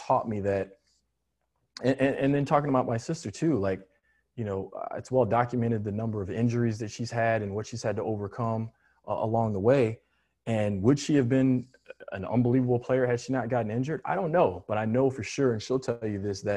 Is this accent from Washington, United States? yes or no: no; just outside of Chicago, Illinois, United States; moved away as an adult; also born or lived in Cleveland, United States; now in Orlando, United States; I grew up just outside of Chicago